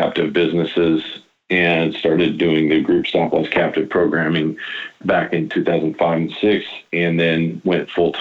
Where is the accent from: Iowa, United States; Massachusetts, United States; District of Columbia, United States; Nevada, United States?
Iowa, United States; I'm born and raised in Iowa